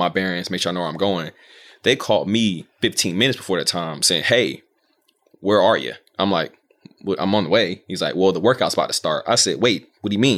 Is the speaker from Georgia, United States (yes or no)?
yes; Georgia, United States; moved away; I'm from Georgia.